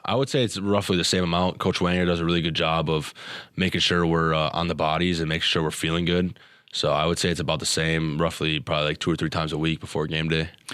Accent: Wisconsin, United States; moved away as an adult; now in Minnesota, United States; Wisconsin was a dream school, you know, growing up in Wisconsin.

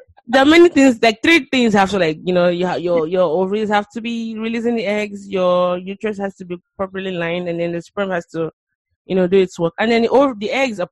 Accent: Nigeria; now in United States; I'm from Nigeria as well

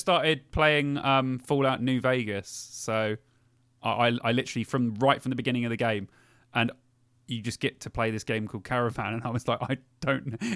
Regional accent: London, United Kingdom; now in Cheltenham, United Kingdom; I am from London originally, and I miss Camden every week

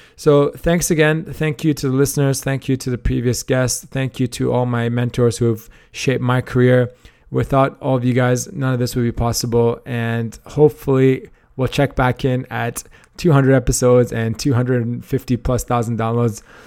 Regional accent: Canada; moved away as an adult; also born or lived in Australia / Toronto; I am Canadian originally

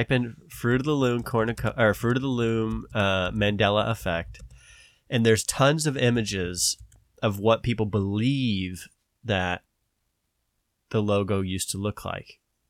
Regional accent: the South, United States; I'm from the South, so our teachers often have a Southern accent.

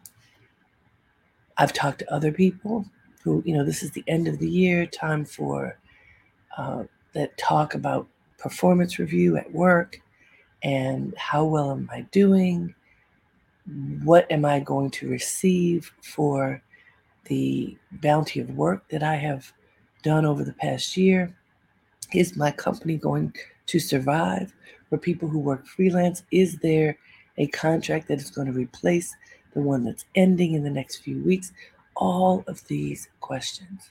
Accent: Baltimore, Maryland, United States; growing up in Baltimore with my family

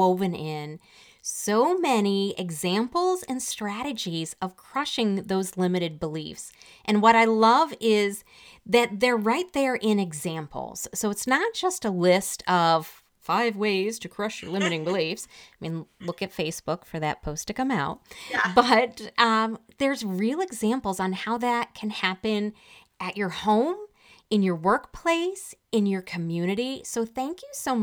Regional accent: Detroit, Michigan, United States; I'm from the Detroit area

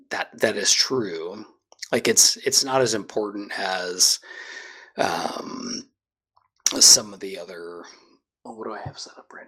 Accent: Scotland, United Kingdom; I'm I'm Scottish through

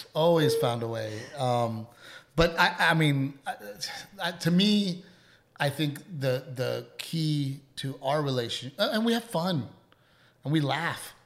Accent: Portland, Texas, United States; growing up in Gregory Portland

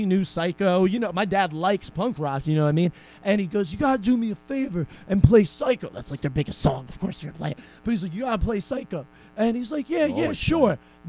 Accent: Irvington, United States; I grew up in Irvington.

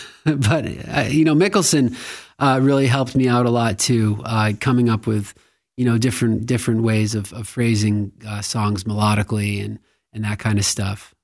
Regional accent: Westport, Massachusetts, United States; I grew up in Westport, Massachusetts, and it felt like a small town back then

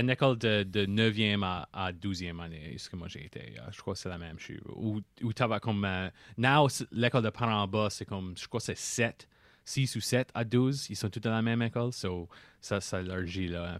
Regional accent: Par-En-Bas, Yarmouth area, Nova Scotia, Canada; also born or lived in Halifax; je viens de l'île des Sirettes

